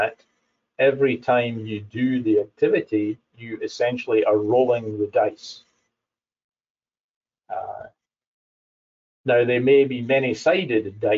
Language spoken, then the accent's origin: English; Scotland, United Kingdom; as a Scottish person